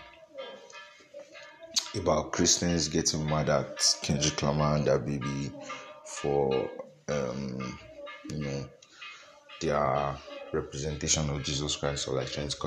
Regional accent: Nigeria; As a Nigerian

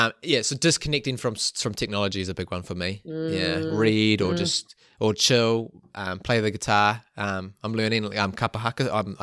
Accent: Whangamata, Waikato, New Zealand; now in Auckland, New Zealand; it's harder now living in Auckland, because I growing up in Whangamata

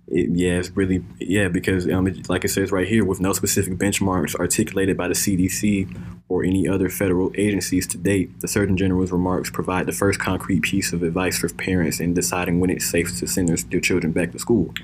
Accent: United States; we as Americans, we as American citizens

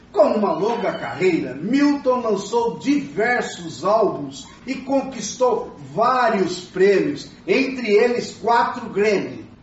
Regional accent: Minas Gerais, Brazil; now in São Paulo, Brazil; Como bom mineiro, erradicado em São Paulo, e como um bom professor

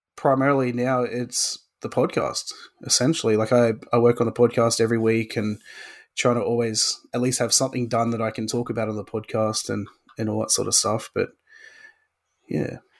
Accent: Australia; I am an Australian hobbyist woodworker

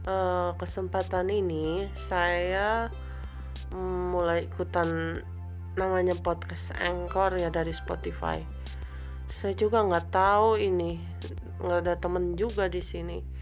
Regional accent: Bogor, West Java, Indonesia; now in Sukabumi, Indonesia; tempat saya besar dulu di Bogor ada botani terus ada BTM

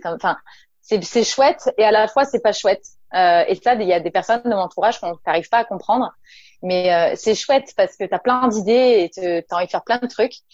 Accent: Nice, Provence-Alpes-Côte d'Azur, France; je viens du sud de la France, je viens de Nice.

